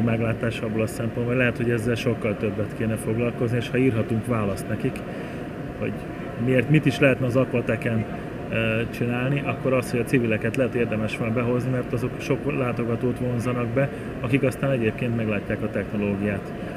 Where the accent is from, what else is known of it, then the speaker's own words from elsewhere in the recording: Hungary; mi magyarok vagyunk